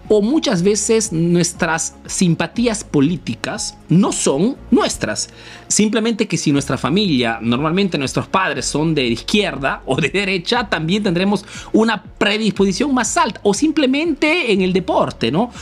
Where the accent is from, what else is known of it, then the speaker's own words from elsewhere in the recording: Peru; now in Italy; soy un emprendedor peruano que vive hace negocio en Italia